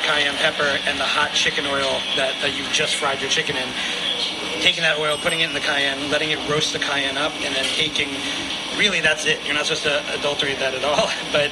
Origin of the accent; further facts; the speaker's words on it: Memphis, Tennessee, United States; moved away; I'm from Memphis. I grew up there. My parents still live there